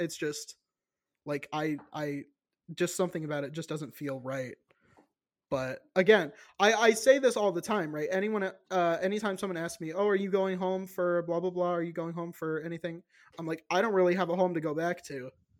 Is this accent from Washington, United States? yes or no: no; Virginia, United States; I say, oh, I'm from Virginia. And they're like, oh, so you're still there? I'm like, no, I'm in Illinois now.